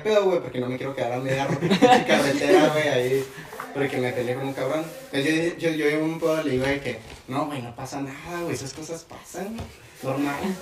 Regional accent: Casas Grandes, Chihuahua, Mexico; yo soy de Casas Grandes, nací allá

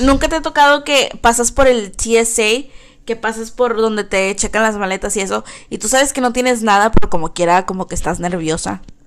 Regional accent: Texas, United States; also born or lived in Brownsville, Texas; aquí en Texas todos usamos sombreros y botas

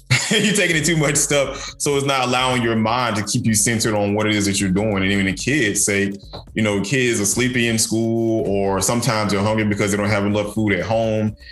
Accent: DeKalb County, Georgia, United States; DeKalb District 6, my hometown

